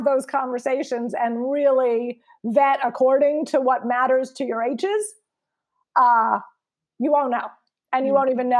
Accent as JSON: {"language": "English", "region": "New York", "country": "United States", "said": "from New York"}